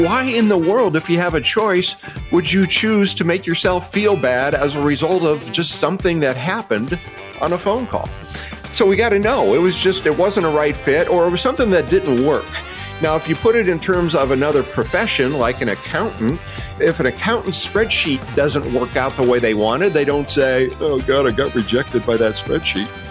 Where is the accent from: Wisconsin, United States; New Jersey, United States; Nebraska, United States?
Nebraska, United States; Omaha; moved away as an adult; now in Scottsdale, United States; I'm formally from Omaha, Nebraska, split time there for, for a number of years, but, uh, made this permanent about ten years ago